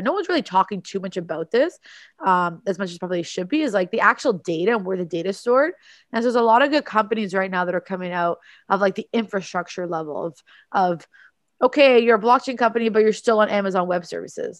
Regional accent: Toronto, Ontario, Canada; I'm from Toronto in Canada

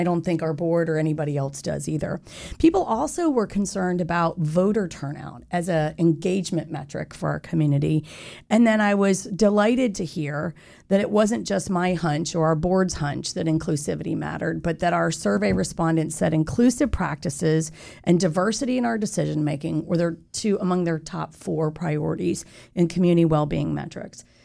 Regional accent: Winter Park, Florida, United States; I grew up in Winter Park from the age of ten.

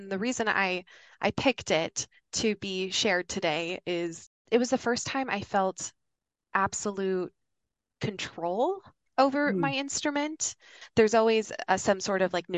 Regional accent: Yankton, South Dakota, United States; moved away; My hometown, Yankton, South Dakota

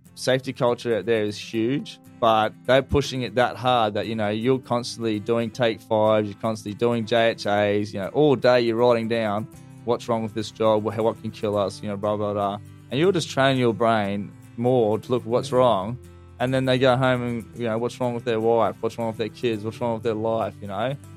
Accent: North Queensland, Australia; moved away; I'm actually originally from North Queensland

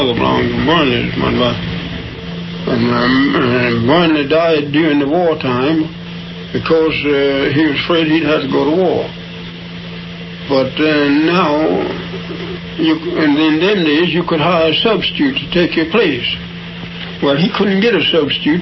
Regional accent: Charlottesville, Virginia, United States; I was born in Charlottesville, Virginia

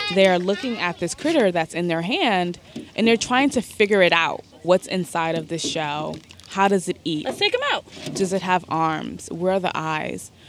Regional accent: New York City, New York, United States; I grew up in Bed-Stuy, Brooklyn, which is not a location that is along the waterfront

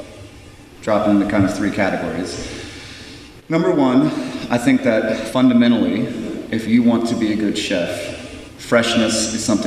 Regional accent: Virginia, United States; the way that I grew up too in Virginia

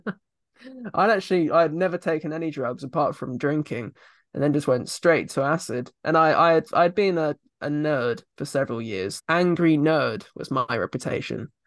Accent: Surrey, South East England, United Kingdom; I come from Surrey

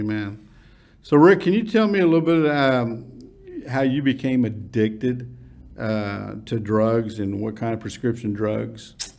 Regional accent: Irving, Texas, United States; we grew up in Irving High School

